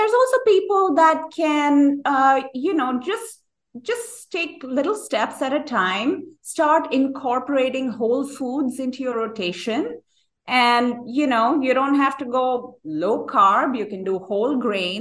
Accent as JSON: {"language": "English", "country": "India", "tie": "born or raised there", "also_born_or_lived": "New York City", "moved": "as an adult", "lives_now": "United States", "said": "I grew up in India"}